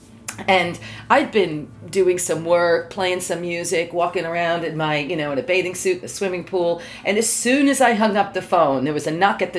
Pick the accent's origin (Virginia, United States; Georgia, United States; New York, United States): New York, United States; moved away as an adult; also born or lived in Sri Lanka; now in Qatar; I'm originally from New York. At the moment, I live in Qatar as a professor in a community college.